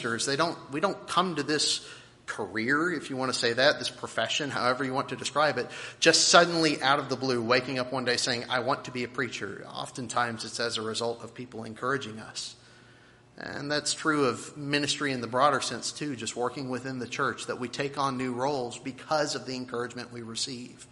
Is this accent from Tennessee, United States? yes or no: yes; Nashville, Tennessee, United States; I was born in Nashville